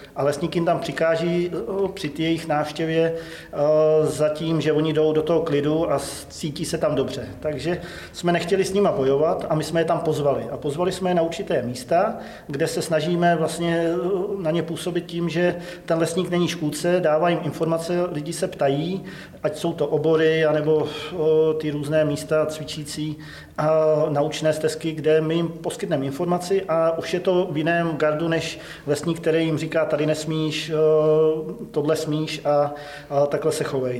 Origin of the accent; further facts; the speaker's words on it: Ředice, Pardubice Region, Czechia; Pocházím ze Ředic, od Holic tady, což je teda Pardubický kraj